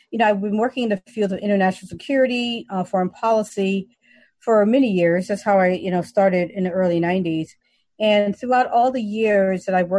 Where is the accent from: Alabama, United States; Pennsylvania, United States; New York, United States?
New York, United States; New York City; moved away as an adult; I'm from the Bronx